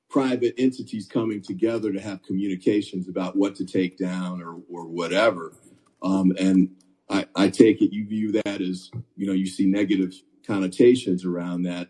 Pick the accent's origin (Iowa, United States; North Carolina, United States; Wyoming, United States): North Carolina, United States; also born or lived in Virginia; I grew up in North Carolina and Virginia